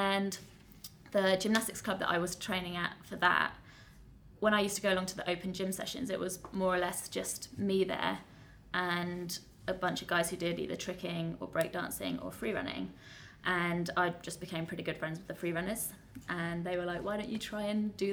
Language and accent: English; Windsor, South East England, United Kingdom; I grew up in the UK, in Windsor